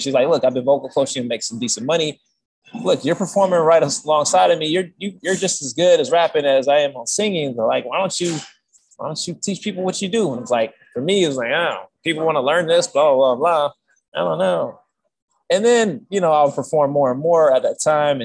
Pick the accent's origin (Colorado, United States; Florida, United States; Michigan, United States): Michigan, United States; moved away as an adult; now in California, United States; I grew up in Michigan, then I moved in 2011, I moved to California